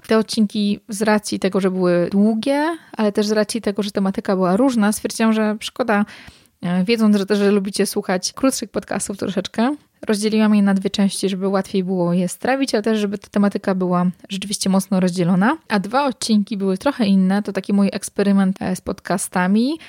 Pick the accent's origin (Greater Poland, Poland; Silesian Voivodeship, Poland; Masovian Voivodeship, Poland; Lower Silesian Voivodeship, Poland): Masovian Voivodeship, Poland; Warsaw; moved away as an adult; now in Masuria, Poland; Ja jestem oryginalnie z Warszawy, mieszkam teraz na Mazurach